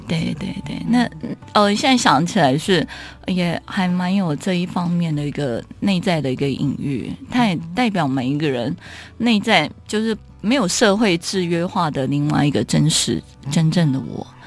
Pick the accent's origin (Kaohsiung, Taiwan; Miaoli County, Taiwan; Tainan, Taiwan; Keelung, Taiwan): Keelung, Taiwan; 我是基隆人，海洋对我来讲有一个， 呃，很大的影响